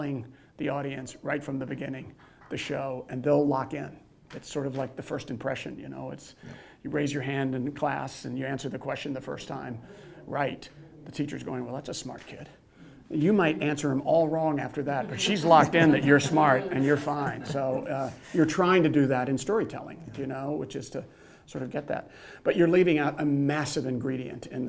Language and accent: English; Texas, United States; I grew up in Texas